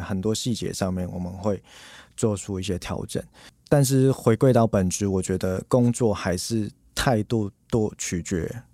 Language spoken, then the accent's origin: Chinese; Hong Kong; now in Taiwan; 我是在香港出生